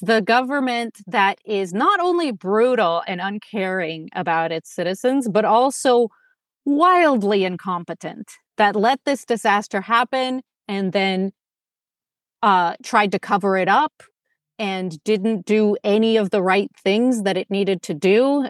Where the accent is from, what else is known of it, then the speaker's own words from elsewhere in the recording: Moscow, Russia; now in Los Angeles, United States; I was born in Moscow, which is a big city, and then I moved to L A, which is also a big city.